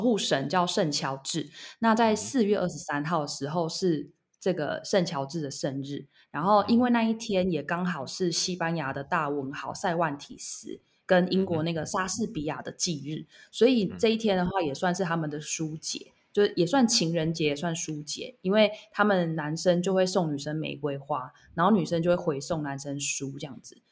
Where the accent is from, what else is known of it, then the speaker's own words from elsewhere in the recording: Taiwan; moved away as an adult; now in Barcelona, Spain; 我们台湾人